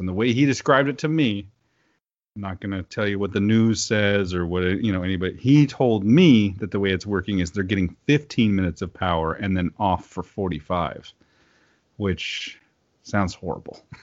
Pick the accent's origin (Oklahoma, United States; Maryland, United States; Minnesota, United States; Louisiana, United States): Oklahoma, United States; moved away; I grew up in Oklahoma